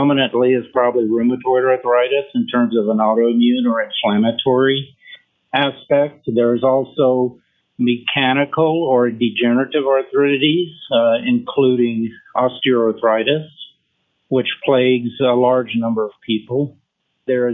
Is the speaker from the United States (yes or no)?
yes; Memphis, Tennessee, United States; first language French; English is a second language; moved away as an adult; also born or lived in Verdun, France; now in Montrose, United States; I essentially grew up in Memphis, Tennessee.